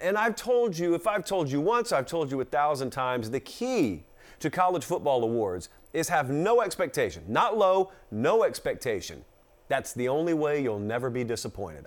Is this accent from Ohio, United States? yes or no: no; Georgia, United States; I'm from Georgia